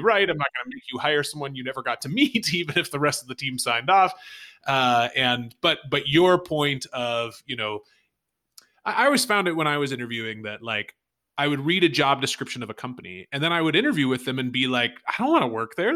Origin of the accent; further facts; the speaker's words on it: United States; as an American